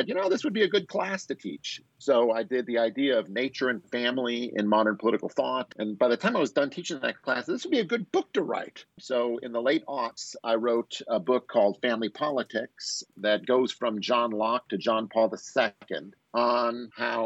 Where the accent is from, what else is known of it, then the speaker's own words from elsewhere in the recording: Wisconsin, United States; moved away as an adult; also born or lived in Chicago, Illinois; now in Boise, United States; I'm from Wisconsin, and I've got a job out here in Boise State in 2000